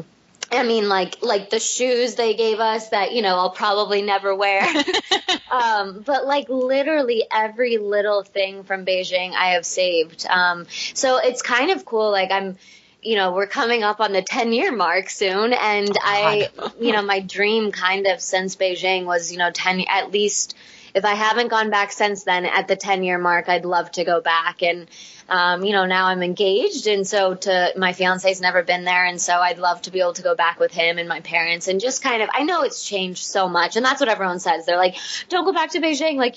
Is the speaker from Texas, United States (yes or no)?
yes; Dallas, Texas, United States; living, growing up in Dallas